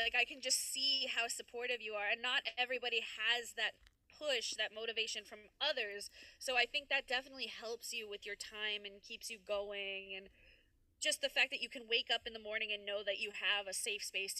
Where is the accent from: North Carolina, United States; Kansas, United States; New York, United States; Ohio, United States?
New York, United States; I'm from New York